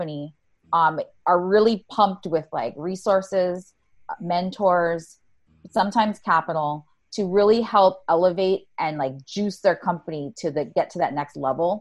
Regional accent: Oahu, Hawaii, United States; moved away as an adult; also born or lived in Silicon Valley; I was born and raised on Oahu

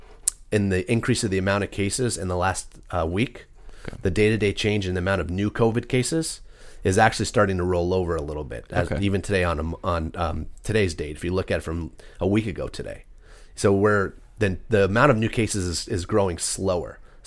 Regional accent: Capistrano Beach, California, United States; also born or lived in Texas; I grew up in South Orange County.

